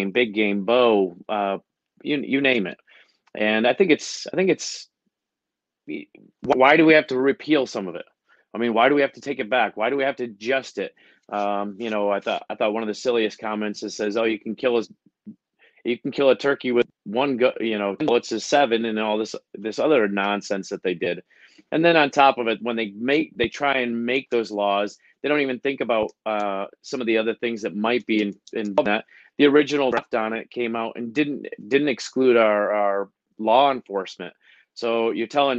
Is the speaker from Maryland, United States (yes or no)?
no; Horseheads, New York, United States; moved away as an adult; also born or lived in Germany / Augusta, Georgia / Atlanta, Georgia; I grew up here in Horsehead High School